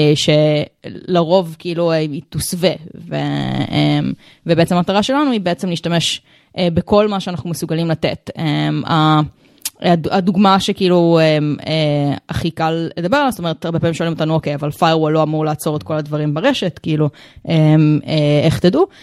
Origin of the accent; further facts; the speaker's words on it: Rehovot, Central District, Israel; now in Tel Aviv, Israel; אני בת 32 אה, מתל אביב, במקור מרחובות